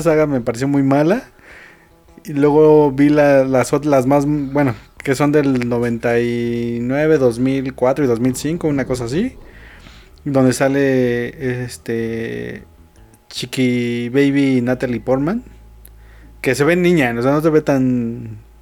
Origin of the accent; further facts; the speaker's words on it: Mexico